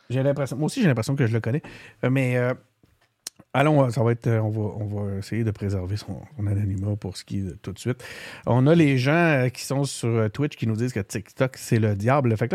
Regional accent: Blainville, Quebec, Canada; born there; je pense que je suis né à Blainville.

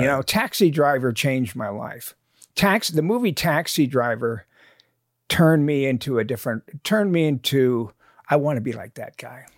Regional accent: Nebraska, United States; accent: Southern; I, uh, I'm from Nebraska

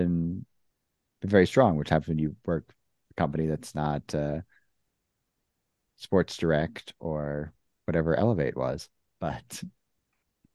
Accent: United States; as an American

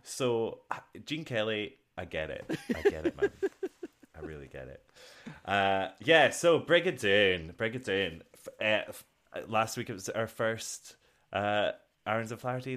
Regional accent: Scotland, United Kingdom; I'm Scottish

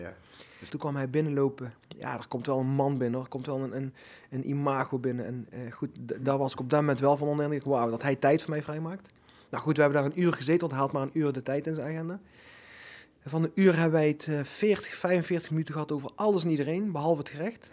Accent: Netherlands; ik ben in Nederland geboren

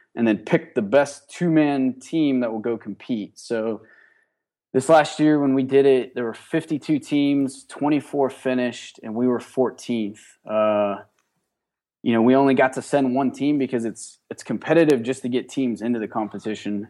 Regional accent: Johnstown, Pennsylvania, United States; I'm originally from Johnstown, Pennsylvania. It's, uh, western part of Pennsylvania by Pittsburgh

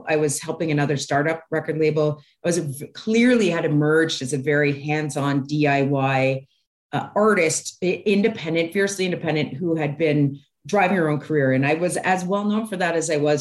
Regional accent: Toronto, Ontario, Canada; I grew up in Toronto

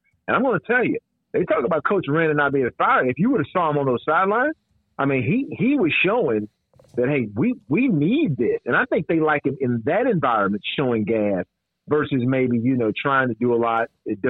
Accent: Arlington, Texas, United States; I grew up in Arlington. I'm a Rangers fan

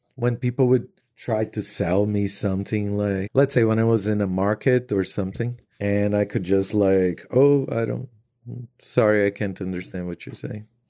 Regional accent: Brazil; moved away; I said I was from Brazil.

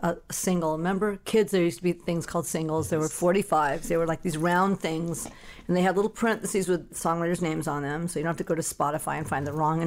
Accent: Los Angeles, California, United States; I'm from Van Nuys, California. I'm a local

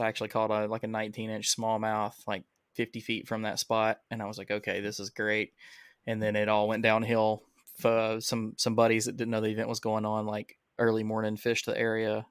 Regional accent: Alabama, United States; I'm from Alabama.

